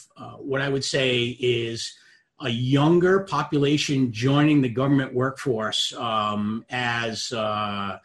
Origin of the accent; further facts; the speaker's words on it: Rhode Island, United States; also born or lived in Boston; I grew up in Rhode Island